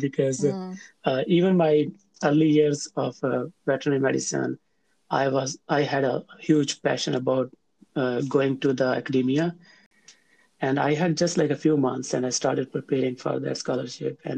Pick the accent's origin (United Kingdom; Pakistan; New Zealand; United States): Pakistan; Faisalabad, Punjab; also born or lived in Tandlianwala, Pakistan; I am from Pakistan. Within Pakistan, I am from Faisalabad